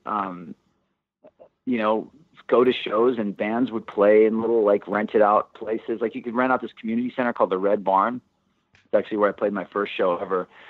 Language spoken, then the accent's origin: English; Santa Barbara, California, United States; moved away as an adult; also born or lived in Los Angeles; we grew up in Santa Barbara